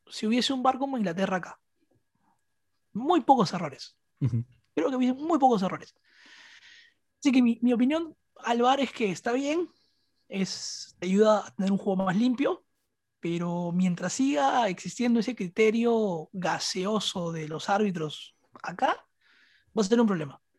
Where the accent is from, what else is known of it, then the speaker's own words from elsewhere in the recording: Peru; como peruano